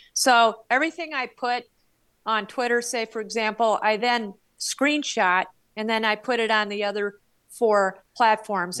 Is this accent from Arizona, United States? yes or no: yes; Flagstaff, Arizona, United States; my hometown radio station in Flagstaff